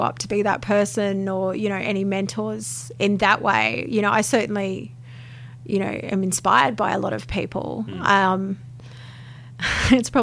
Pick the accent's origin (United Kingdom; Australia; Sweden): Australia; Peachester, Queensland; growing up in Peachester, you know, where we didn't have any option but to drive